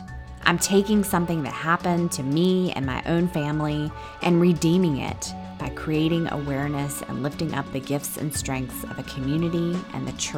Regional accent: Indiana, United States; moved away; also born or lived in Los Angeles; I was from Indiana

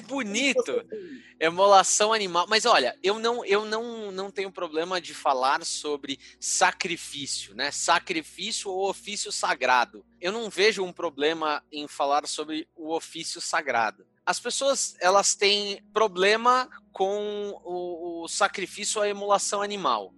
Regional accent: São Paulo, Brazil; na Moca bairro do coração, bairro onde eu nasci

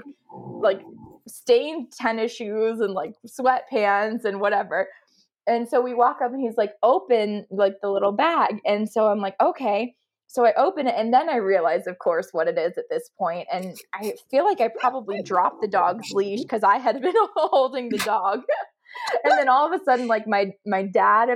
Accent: Ohio, United States; moved away as an adult; now in Dallas, United States; I am actually from Ohio. My parents are still there, but my sister is 2 years older. She moved out to Dallas and I followed quickly behind when I graduated

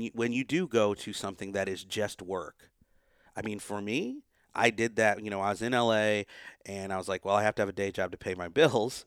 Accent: United States; an Indian American, you know, growing up in that culture

